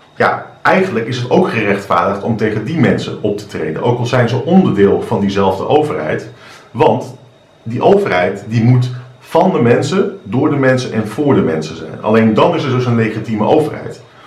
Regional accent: Netherlands; ik woon in Nederland, ik ben Nederlander, ik ben trots op Nederland.

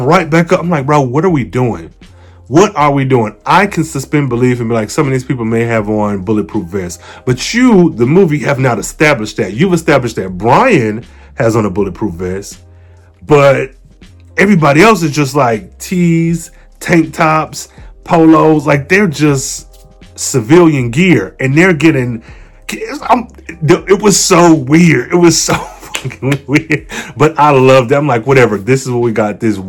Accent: Midwest, United States; I'm from the Midwest

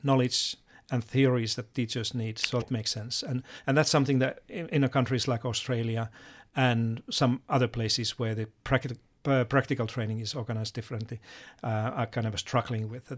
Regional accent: Finland; moved away; I come from Finland

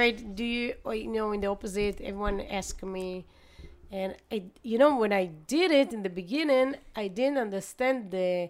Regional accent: Netanya, Central District, Israel; also born or lived in Ra'anana; I born in Ra'anana, but I prefer to, you know, just live in Netanya because I had many friends and we had really nice neighborhood

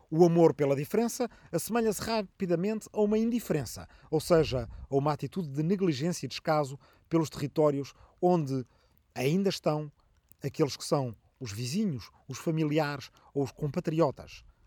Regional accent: Arrifano, Ribatejo, Portugal; na minha aldeia de Arrifano, no Ribatejo

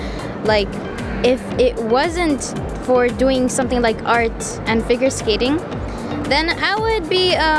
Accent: India; I'm Indian.

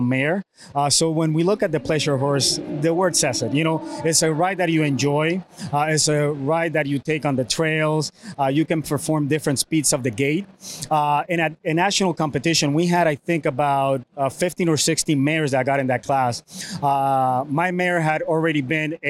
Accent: Puerto Rico; I was born and raised in Puerto Rico

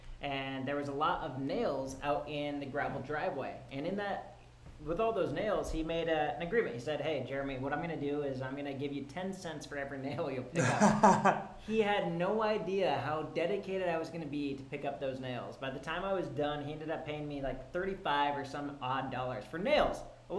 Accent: Spearfish, South Dakota, United States; moved away as an adult; also born or lived in Colorado / Germany; now in Los Angeles, United States; Right now, I'm currently 29 years old. I'm originally from South Dakota. Spent the first 18 years of my life in South Dakota.

